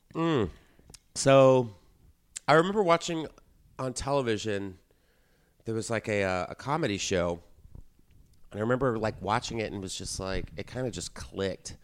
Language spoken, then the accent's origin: English; Texas, United States; moved away; I grew up in Texas